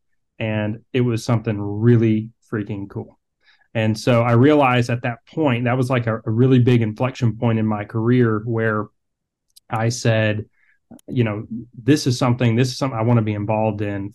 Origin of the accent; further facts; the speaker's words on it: Atlanta, Georgia, United States; I'm originally from Atlanta, Georgia